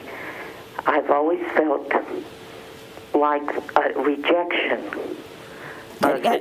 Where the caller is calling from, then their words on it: Louisiana, United States; from Louisiana.